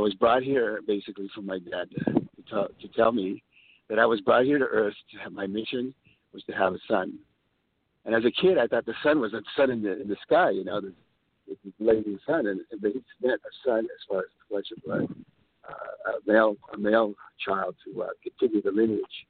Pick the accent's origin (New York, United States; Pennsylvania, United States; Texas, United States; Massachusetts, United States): Texas, United States; San Antonio; also born or lived in California; I was born in San Antonio, the Alamo. I always say, remember the Alamo, deep in the heart of Texas. And this is where I came from, fourth generation Texan.